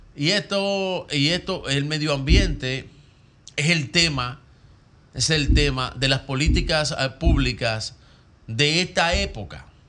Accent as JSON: {"language": "Spanish", "town": "Santo Domingo", "region": "Distrito Nacional", "country": "Dominican Republic", "tie": "born or raised there", "said": "Yo nací en el Distrito Nacional, la capital."}